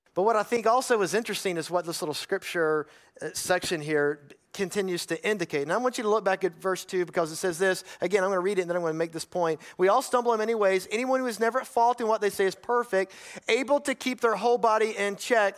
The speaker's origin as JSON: {"language": "English", "region": "North Carolina", "country": "United States", "tie": "born or raised there", "said": "I grew up in North Carolina. Most of you know that. I grew up in the foothills of the mountains in some farmland area"}